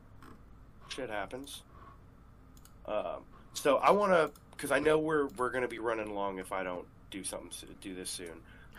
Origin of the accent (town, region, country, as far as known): United States